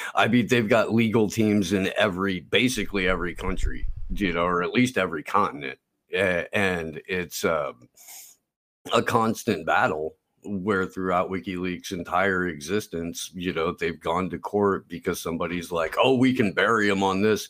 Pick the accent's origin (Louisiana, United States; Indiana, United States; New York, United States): Indiana, United States; moved away as an adult; also born or lived in Santa Cruz Mountains, California / Central California; now in California, United States; I grew up in Indiana